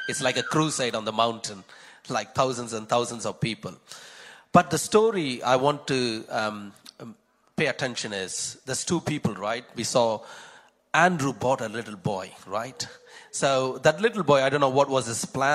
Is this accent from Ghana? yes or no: no; Chennai, Tamil Nadu, India; moved away; I'm also from Chennai in India.